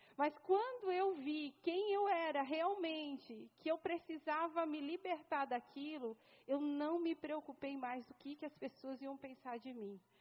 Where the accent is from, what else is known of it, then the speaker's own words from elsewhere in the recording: São Paulo, Brazil; moved away as an adult; vim para cá, eu sou paulista, né? Estou aqui há cinco anos